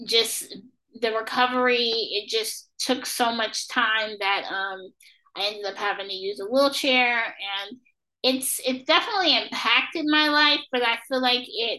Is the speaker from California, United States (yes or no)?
yes; Los Angeles, California, United States; born or raised there